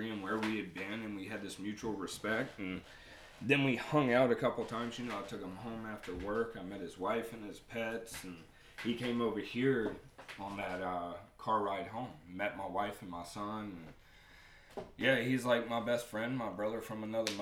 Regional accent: Raleigh, North Carolina, United States; I was born and raised right here in Raleigh at Rex Hospital.

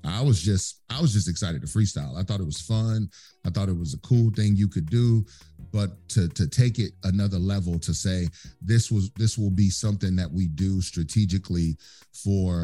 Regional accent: Texas, United States; I grew up in Texas

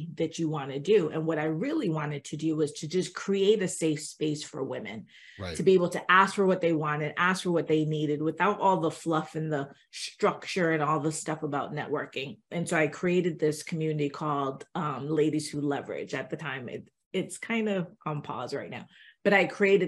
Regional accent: Miami, Florida, United States; I grew up in Miami

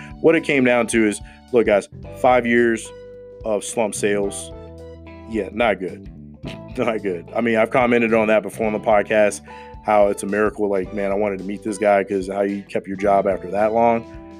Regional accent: United States; me as an American

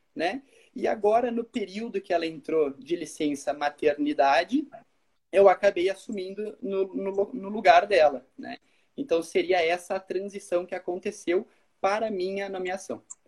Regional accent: Caxias do Sul, Rio Grande do Sul, Brazil; also born or lived in Braga, Portugal; Eu sou formado pela UX, eu sou de Caxias

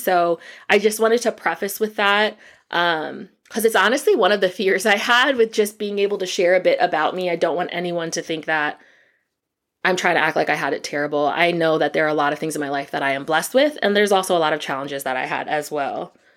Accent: Allentown, Pennsylvania, United States; now in Atlanta, United States; I was born and raised in Allentown, Pennsylvania

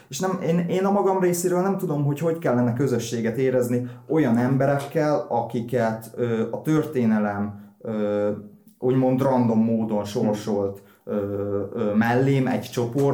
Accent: Hódmezővásárhely, Csongrád-Csanád, Hungary; mind a ketten úgy voltak itt vásárhelyen, hogy nem érezték úgymond a magukénak, és akkor én ebben nőttem fel

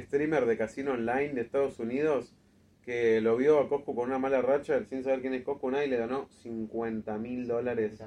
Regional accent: Argentina; nosotros como argentinos

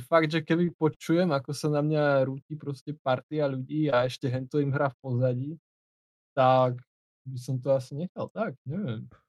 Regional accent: Slovakia; skade som, a že zo Slovenska

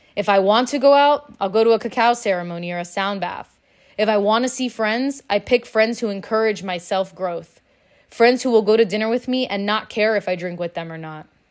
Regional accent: Miami, Florida, United States; Growing up in Miami, drinking is normal, it's expected.

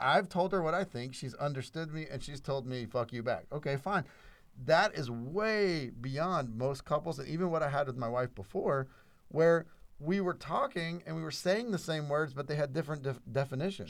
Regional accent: South Louisiana, United States; first language English; I was born in South Louisiana, a white dude Christian who only spoke English

